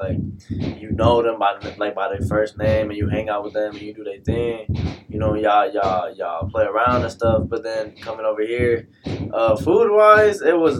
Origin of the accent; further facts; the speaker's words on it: Puerto Rico; also born or lived in Odessa, Texas / Houston, Texas; now in Kansas, United States; I'm from Puerto Rico.